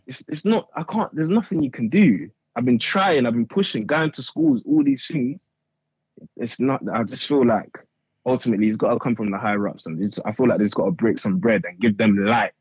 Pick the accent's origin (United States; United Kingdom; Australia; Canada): United Kingdom; Croydon, London; also born or lived in Nigeria; I'm from, I'm, I'm from South London. I'm from Croydon side.